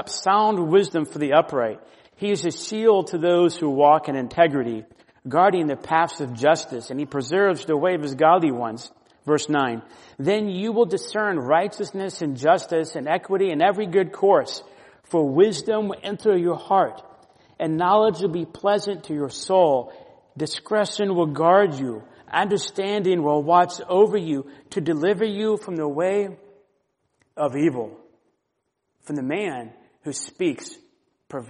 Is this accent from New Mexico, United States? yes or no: no; Florida, United States; I grew up in Florida